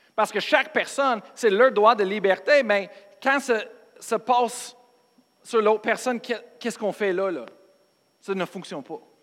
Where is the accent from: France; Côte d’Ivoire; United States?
United States; moved away; je suis américain, pas parce que je suis pasteur